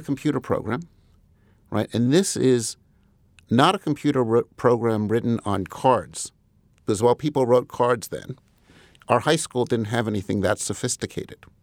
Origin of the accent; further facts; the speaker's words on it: Huntington, New York, United States; also born or lived in Rochester, New York; I grew up in Comac initially, which is one part of Huntington